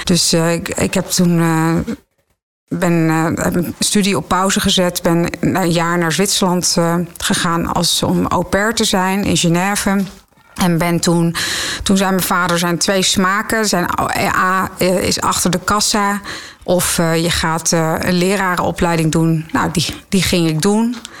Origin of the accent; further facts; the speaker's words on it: Zutphen, Gelderland, Netherlands; moved away as an adult; also born or lived in Nijmegen / Amersfoort; ik ben in Zutphen opgegroeid